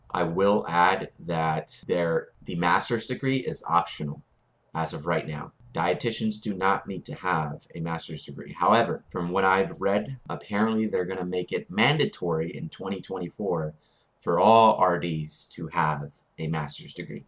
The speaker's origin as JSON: {"language": "English", "town": "Corpus Christi", "region": "Texas", "country": "United States", "tie": "born or raised there", "said": "A&M Corpus, my hometown"}